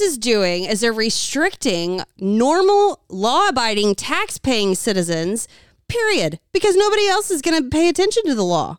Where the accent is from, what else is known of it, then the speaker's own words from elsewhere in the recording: United States; I'm an American.